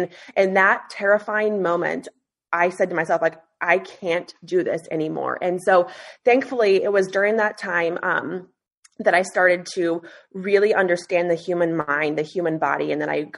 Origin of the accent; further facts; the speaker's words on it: Alaska, United States; also born or lived in Boise, Idaho; I was born and raised in Alaska